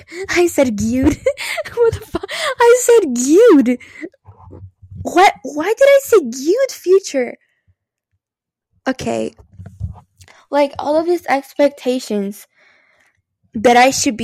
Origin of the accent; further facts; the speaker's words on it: Brazil; now in United States; I am from Brazil. That's why the weird accent. But I am from there. So I was born there.